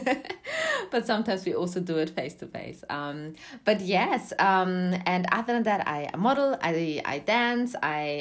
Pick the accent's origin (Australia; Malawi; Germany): Germany; moved away as an adult; also born or lived in Eritrea (parents); now in London, United Kingdom; I was born in Germany, but my parents are from Eritrea, and I moved to London, UK, to study music